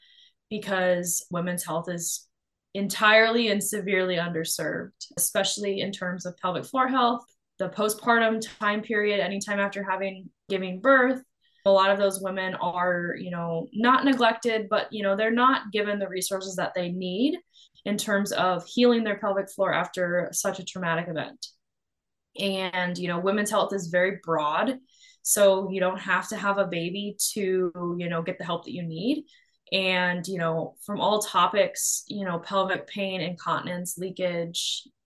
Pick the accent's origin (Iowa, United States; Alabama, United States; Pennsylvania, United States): Iowa, United States; I'm from the Midwest. I grew up born and raised in Iowa